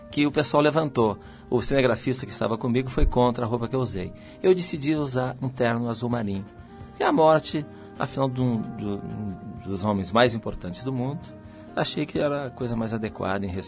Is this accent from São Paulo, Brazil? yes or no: no; Porto Alegre, Rio Grande do Sul, Brazil; Tudo é, é, são opostos no Rio Grande do Sul.